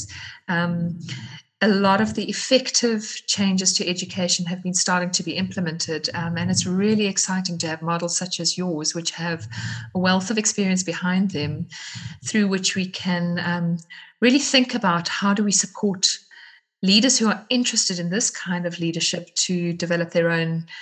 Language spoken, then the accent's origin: English; South Africa; I'm from South Africa